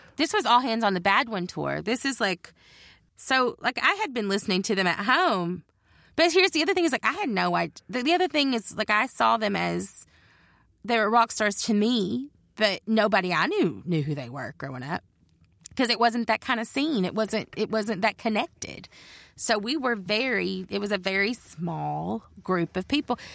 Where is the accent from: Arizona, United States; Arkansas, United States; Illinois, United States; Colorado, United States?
Arkansas, United States; Judsonia; born or raised there; moved away as an adult; also born or lived in Olympia, Washington